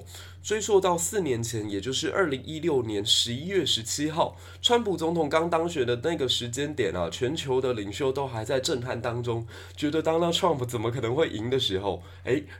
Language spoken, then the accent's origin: Chinese; Taiwan; 那美国跟日本这一次的见面呢，最让我们台湾人振奋的是